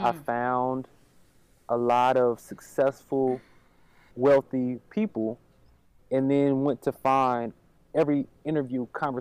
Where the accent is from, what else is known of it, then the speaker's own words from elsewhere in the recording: Durham, North Carolina, United States; moved away as an adult; also born or lived in Washington, D.C.; now in Atlanta, United States; I grew up inner city in Durham, North Carolina